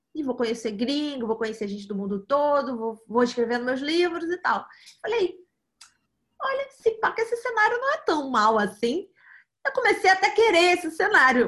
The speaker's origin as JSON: {"language": "Portuguese", "region": "Rio de Janeiro", "country": "Brazil", "tie": "born or raised there", "also_born_or_lived": "New York, United States / São Paulo, Brazil", "said": "Eu, eu, nasci aqui no Rio eh, de Janeiro, aqui no Brasil, e vivi a vida quase toda aqui"}